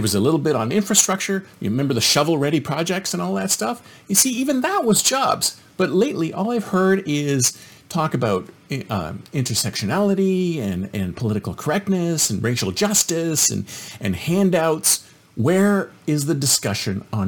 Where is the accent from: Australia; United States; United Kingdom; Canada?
Canada; moved away; I'm originally Canadian